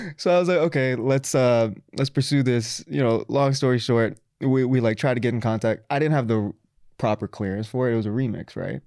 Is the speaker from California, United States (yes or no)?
no; Texas, United States; also born or lived in Florida / Pakistan (ancestry); now in New York, United States; I'm from Texas, also lived in Florida